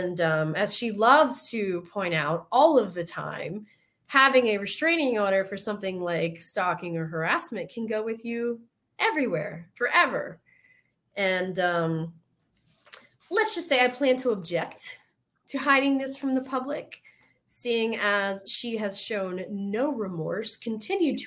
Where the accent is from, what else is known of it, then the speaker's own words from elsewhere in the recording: the South, United States; accent: Southern; My Southern accent